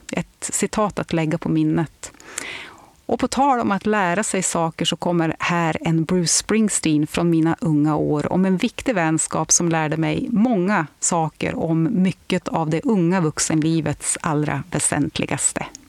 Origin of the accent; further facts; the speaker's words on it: Örnsköldsvik, Västernorrland County, Sweden; moved away; also born or lived in England; hemma i Lilla Övik